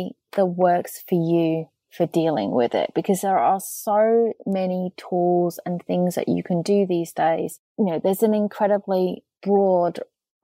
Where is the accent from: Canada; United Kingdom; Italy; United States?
United Kingdom; England; I'm English